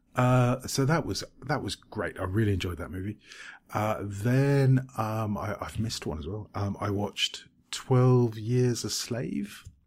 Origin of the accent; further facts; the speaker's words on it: United Kingdom; now in Cyprus; as we're British